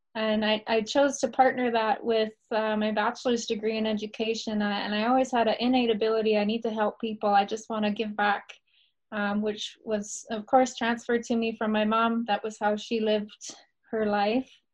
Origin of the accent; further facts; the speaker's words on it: Naha territory, British Columbia, Canada; I grew up in the traditional Naha territory on the other side of BC